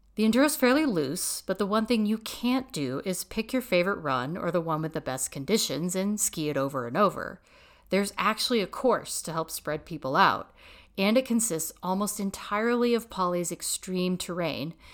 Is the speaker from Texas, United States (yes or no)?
yes; Texas, United States; moved away as an adult; now in Colorado, United States; I'm originally from Texas.